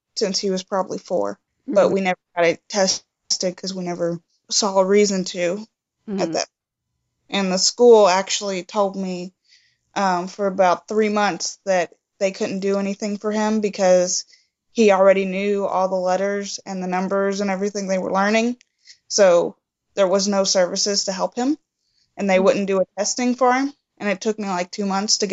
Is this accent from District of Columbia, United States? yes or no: no; Kentucky, United States; moved away as an adult; also born or lived in Central Ohio; now in Ohio, United States; I'm from Kentucky, though. So we've been up here for about a year and a half.